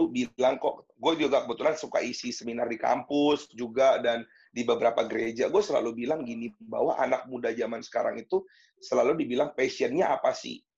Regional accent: Serpong, Banten, Indonesia; gue itu dari kecil kok udah tinggal di Serpong. Di kecil sekolah SD, SMP, SMA, kuliah, kerja doang sempat ke Jakarta. Terus sekarang ngantor di Serpong, gereja di Serpong, terus um, berkomunitas di Serpong.

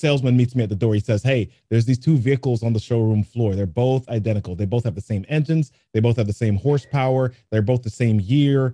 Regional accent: New York City, New York, United States; I grew up in the Bronx

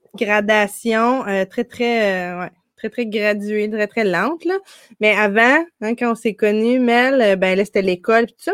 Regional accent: Gatineau, Quebec, Canada; moved away as an adult; also born or lived in Ottawa / Montreal; now in Ontario, Canada; on habitait au Québec, l'autre côté du pont, à Hall

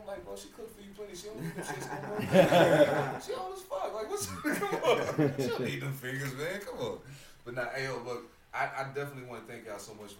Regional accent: Long Island, New York, United States; moved away as an adult; also born or lived in North Carolina; now in Washington, United States; I'm from Long Island, so growing up on Long Island, we hear about …

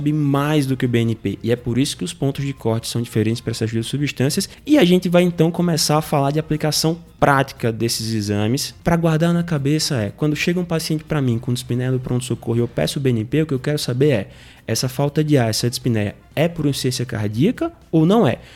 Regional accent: Natal, Rio Grande do Norte, Brazil; eu sou de Natal, sou formado na Universidade Federal do Rio Grande do Norte, saudosa UFRN.

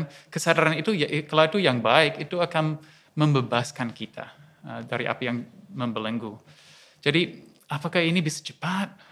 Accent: Australia; moved away as an adult; now in Yogyakarta, Indonesia; Ya, perkenalkan saya uh … asli dari Australia, tapi tujuh tahun ini tinggal di Indonesia, di Jogja

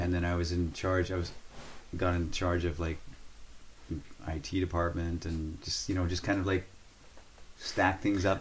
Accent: Northern Canada, Canada; moved away; I was born and raised in northern Canada

